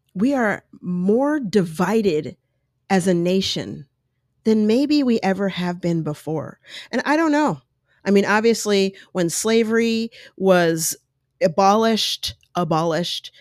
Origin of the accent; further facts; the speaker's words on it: United States; also born or lived in Colorado / New York; I grew up in New York and Colorado